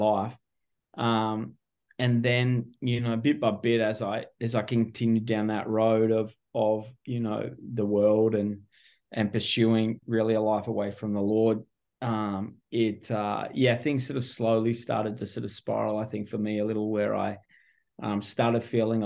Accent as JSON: {"language": "English", "town": "Melbourne", "region": "Victoria", "country": "Australia", "also_born_or_lived": "California", "moved": "as an adult", "lives_now": "Orange County, United States", "said": "my accent gives me away pretty quick. I'm not local. I'm originally from Melbourne, Australia."}